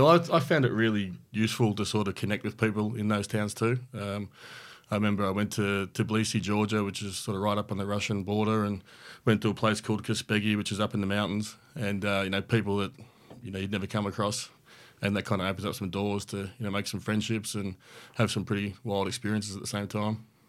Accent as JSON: {"language": "English", "country": "Australia", "accent": "Australian", "said": "being an Australian"}